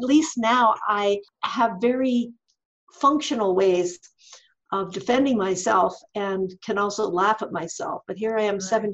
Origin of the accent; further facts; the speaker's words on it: rural Ontario, Canada; I grew up in rural Ontario on a poor, struggling dirt farm.